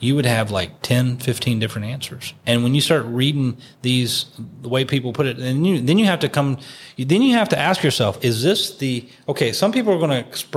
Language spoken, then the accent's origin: English; West Virginia, United States; I'm from West Virginia, not my home church, but in West Virginia